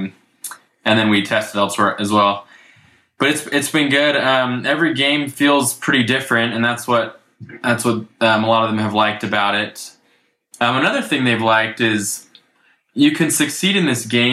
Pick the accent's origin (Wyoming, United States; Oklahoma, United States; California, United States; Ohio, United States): Ohio, United States; Dayton; I grew up in Ohio